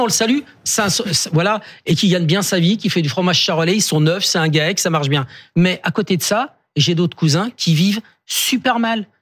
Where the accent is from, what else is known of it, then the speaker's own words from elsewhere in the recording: Saône-et-Loire, Bourgogne-Franche-Comté, France; Je viens de la Saône-et-Loire, toute ma famille a des fermes là-bas